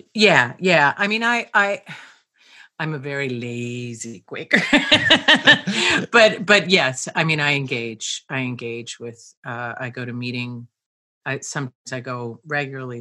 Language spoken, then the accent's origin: English; Pennsylvania, United States; I grew up in a very small town in Pennsylvania